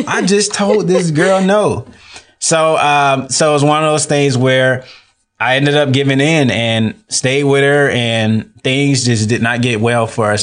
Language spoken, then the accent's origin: English; Atlanta, Georgia, United States; moved away as an adult; now in Tallahassee, United States; I was born and raised in Atlanta, Georgia. Um, I moved to Tallahassee in twenty fifteen